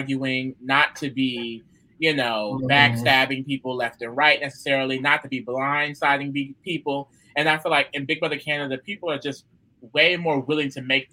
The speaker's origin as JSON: {"language": "English", "country": "United States", "said": "I am American"}